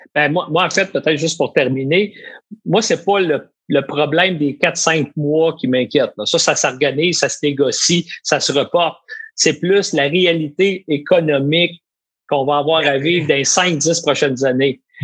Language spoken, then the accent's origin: French; Quebec, Canada; chez nous au Québec